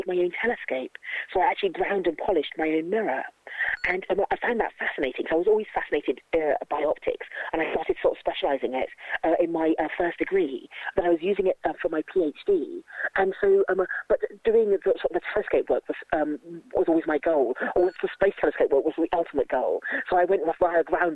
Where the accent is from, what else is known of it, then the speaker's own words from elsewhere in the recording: London, United Kingdom; I was brought up in London and sort of lived in big cities all my life